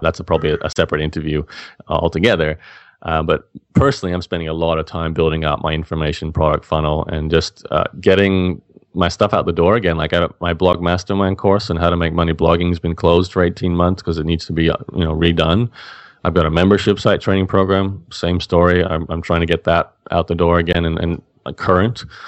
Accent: Australia; as an Australian

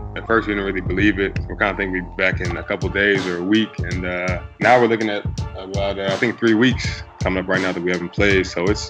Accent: Kansas, United States; moved away as an adult; now in Boston, United States; we grew up in Kansas because he went to KU. So I grew up in a small town, not a whole lot to do, really a cow town.

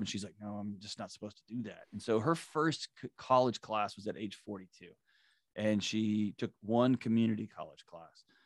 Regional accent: Houston, Texas, United States; I grew up in Houston, Texas

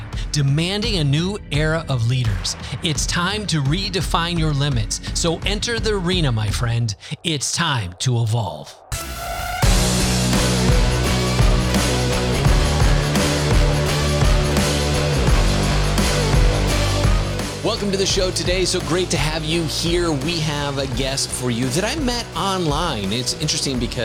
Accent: Wisconsin, United States; moved away as an adult; now in Lisbon, Portugal; I grew up in Wisconsin

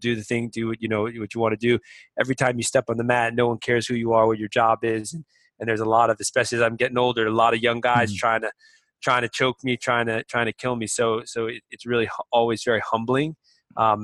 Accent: Boston, Massachusetts, United States; moved away as an adult; now in Shanghai, China; growing up in Massachusetts, I was a wrestler

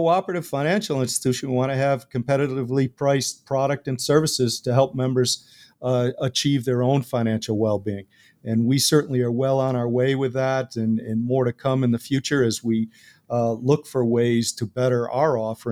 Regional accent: Buffalo, New York, United States; having been born and raised near Buffalo, New York, you're born with Buffalo Bills blood.

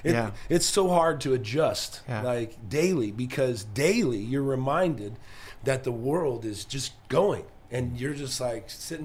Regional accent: Southern California, United States; moved away; I'm from Southern California

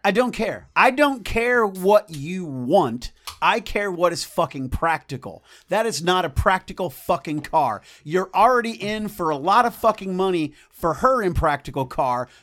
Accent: United States; as an American

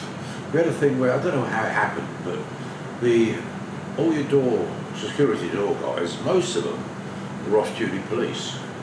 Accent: London, United Kingdom; moved away as an adult; also born or lived in Streatham / Surrey / Croydon; now in Pattaya, Thailand; I'm originally from London. South London.

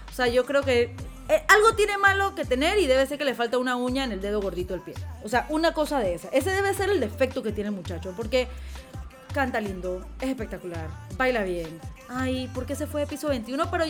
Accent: Panama; Y el … como panameño nos está dejando en alto en la música y en todo lo que hace.

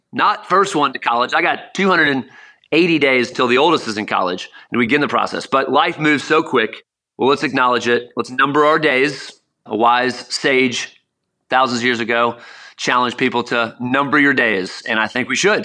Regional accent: South Florida, United States; Growing up in South Florida, we go to Miami Hurricane baseball games

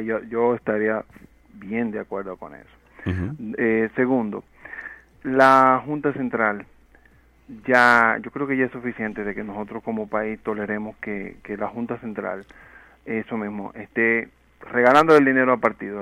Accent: Dominican Republic; nosotros como dominicanos

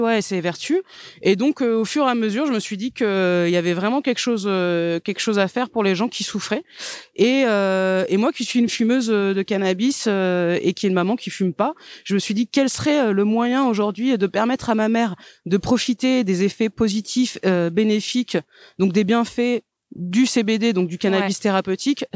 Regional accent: the South-West, south-west France, France; je suis née dans le Sud-Ouest

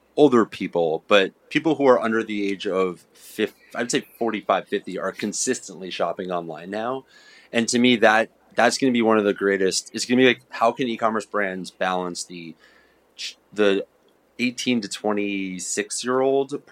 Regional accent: United States; the US because that's mm-hmm. also where I'm from

